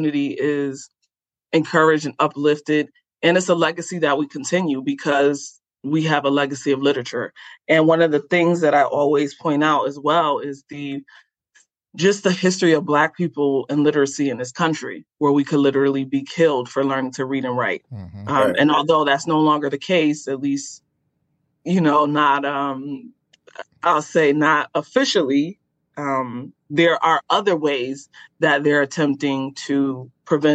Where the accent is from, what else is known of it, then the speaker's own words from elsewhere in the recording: Rochester, New York, United States; Rochester, New York, which is my hometown